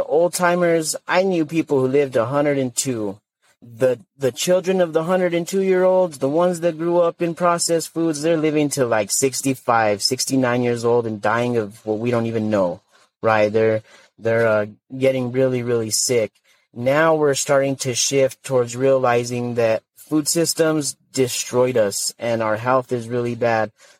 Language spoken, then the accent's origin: English; northern New Mexico, United States; my home community in northern New Mexico